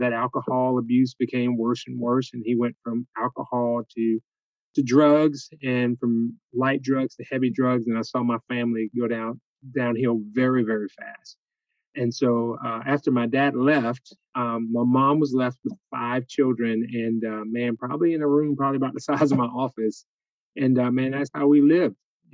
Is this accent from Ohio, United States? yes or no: no; Jacksonville, Florida, United States; now in Albany, United States; I grew up in Jacksonville, Florida